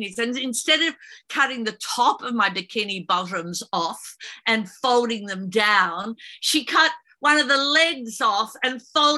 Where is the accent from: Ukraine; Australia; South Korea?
Australia; Sorrento, Victoria; we grew up in Sorrento, which is a beachside town